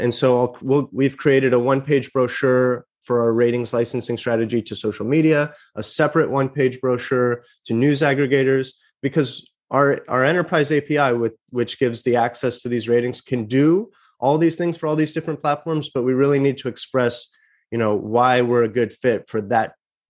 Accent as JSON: {"language": "English", "town": "Larkspur", "region": "California", "country": "United States", "tie": "born or raised there", "said": "I'm from the Bay Area. So right now I'm talking to you about 10 minutes north of the Golden Gate Bridge, which is the town of Larkspur, where I grew up."}